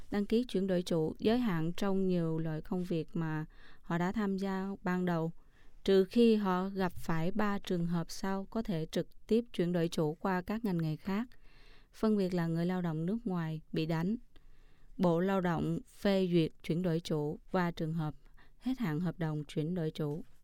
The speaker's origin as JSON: {"language": "Vietnamese", "country": "Vietnam", "moved": "yes", "lives_now": "Taiwan", "said": "mình đến từ Việt Nam，"}